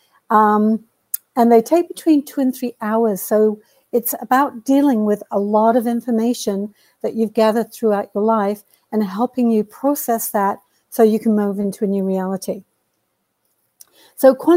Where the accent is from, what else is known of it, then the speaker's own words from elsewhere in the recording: United Kingdom; now in Canada; I am a Brit who came here a long time ago.